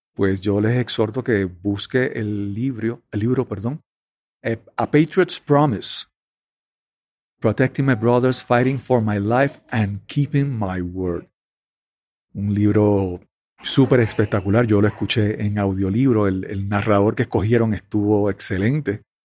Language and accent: Spanish; Puerto Rico; en Puerto Rico usamos el apellido de soltero, de soltera de, la, de las esposas